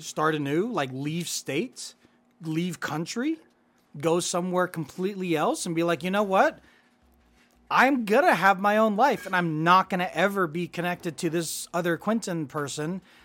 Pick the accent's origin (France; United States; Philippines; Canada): Philippines; moved away; I was born in the Philippines.